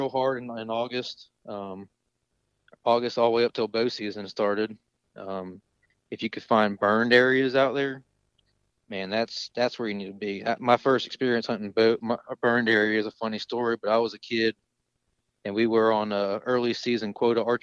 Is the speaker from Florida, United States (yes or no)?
yes; Jacksonville, Florida, United States; where I'm from the East Coast, Northeast Coast of Florida, Jacksonville